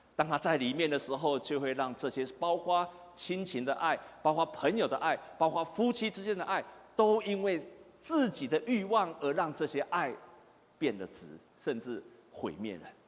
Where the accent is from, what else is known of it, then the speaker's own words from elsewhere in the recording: Taiwan; 我们台湾人